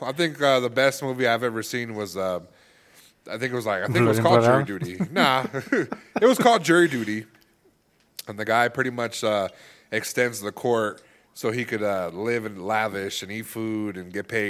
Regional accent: California, United States; Yeah, I'm from California.

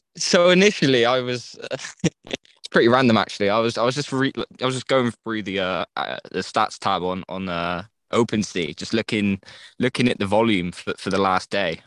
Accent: England, United Kingdom; I'm from England.

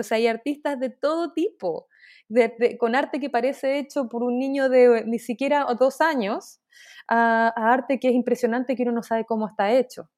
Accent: Chile; moved away as an adult; also born or lived in Dubai, United Arab Emirates; now in New York, United States; yo soy eh, artista chilena. Eh, en estos momentos estoy viviendo en Dubái

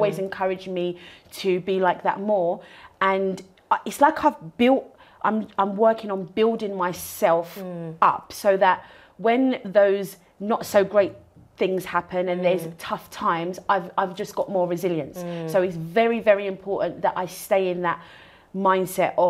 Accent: London, United Kingdom; moved away as an adult; I'm originally from North London. Mm-hmm. I grew up in a house with my mum and my sister.

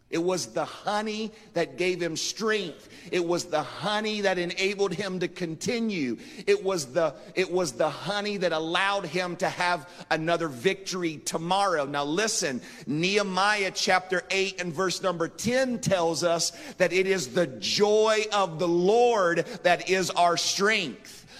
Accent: Marietta, Ohio, United States; when I was a boy growing up in Marietta, Ohio

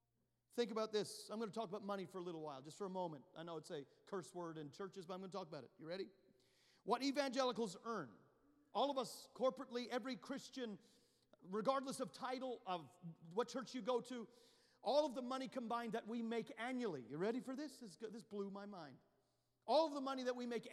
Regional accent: Canada; now in United States; You go to the nation where I'm from. I'm Canadian at birth. I became a U.S. citizen, thank God, in 2019

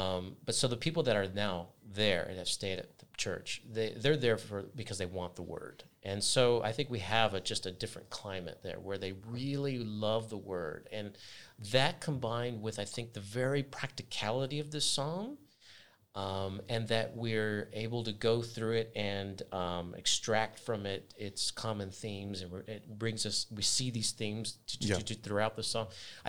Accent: United States; now in New Zealand; Whenever I've started somewhere new, even in New Zealand, like I'm coming from America, I had to adjust

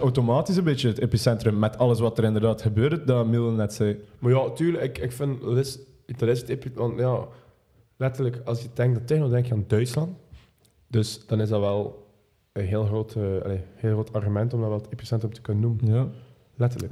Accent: Belgium; als Belg.

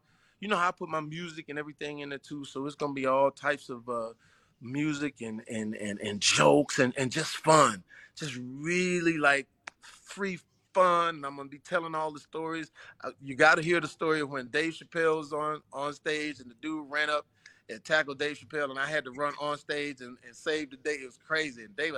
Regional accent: the South, United States; You know, I'm from the South, so I know what Destin is going to be.

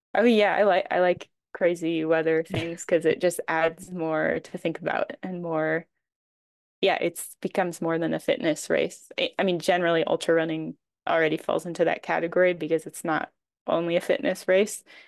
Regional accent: Maine, United States; moved away as an adult; also born or lived in New Hampshire / Utah / Switzerland; now in France; I grew up in Maine

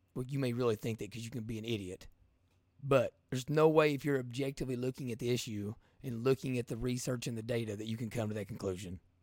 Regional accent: Eastern Kentucky, United States; I'm from Eastern Kentucky

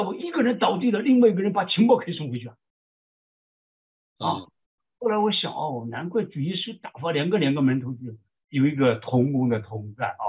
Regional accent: China; now in United States; 像我从国内来的。

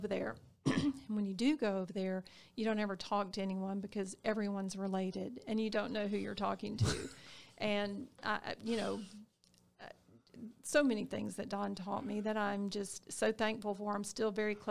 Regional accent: Harris County, Georgia, United States; I'm a Harris County girl. I was born and raised in Harris County

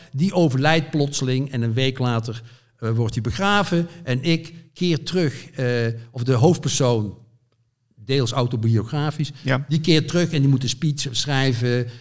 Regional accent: Zevenbergen, North Brabant, Netherlands; moved away as an adult; also born or lived in Amsterdam / Veluwe; ik kom dus uit West-Brabant, uit het plaatsje Zevenbergen

